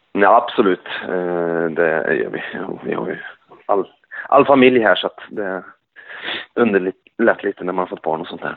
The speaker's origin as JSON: {"language": "Swedish", "town": "Skövde", "region": "Västra Götaland", "country": "Sweden", "said": "jag bor i Skövde ja. Så nu är det på hemmaplan där vi kommer ifrån"}